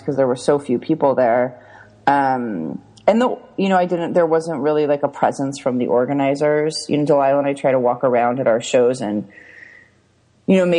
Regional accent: Orange County, California, United States; also born or lived in San Francisco / Los Angeles; I grew up in Orange County and then I moved to San Francisco and then I moved to LA and Hollywood and then I moved back to Orange County.

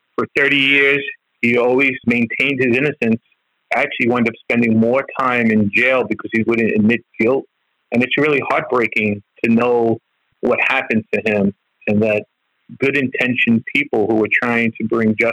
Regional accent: New York City, New York, United States; I grew up in East New York in Brooklyn

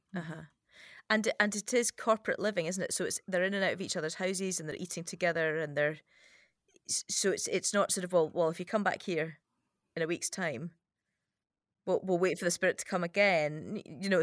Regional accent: United Kingdom; as a British person

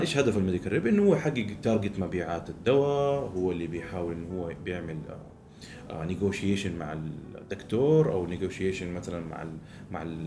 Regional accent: Saudi Arabia; احنا كسعوديين

